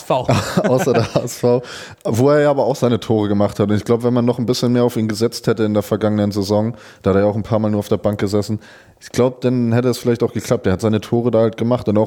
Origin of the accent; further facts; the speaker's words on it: Schleswig-Holstein, Germany; denn in meiner Heimat in Dithmarschen ist der Haider SV in die Regionalliga aufgestiegen.